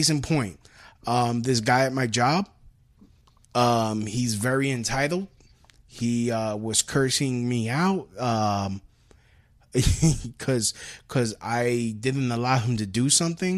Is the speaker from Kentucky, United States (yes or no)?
no; New York City, New York, United States; accent: Brooklynese; growing up in New York City